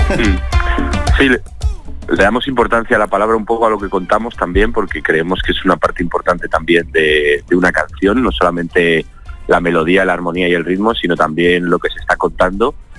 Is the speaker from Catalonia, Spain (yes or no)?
no; Zaragoza, Aragon, Spain; now in Madrid, Spain; yo que soy, eh, bueno, un zaragozano afincado en Madrid desde hace 20 años, es decir, soy de aquí, de España